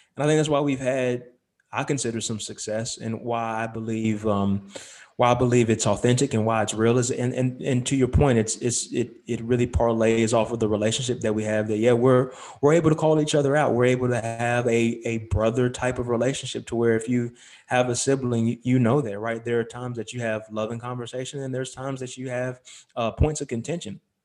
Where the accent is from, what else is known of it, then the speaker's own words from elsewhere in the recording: Lexington, North Carolina, United States; moved away as an adult; also born or lived in Charlotte, North Carolina; I was born in Charlotte, grew up in Lexington